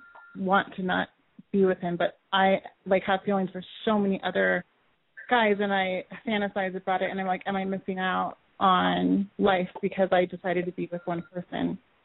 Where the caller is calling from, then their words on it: California, United States; I'm 28, and I'm in California, in Central.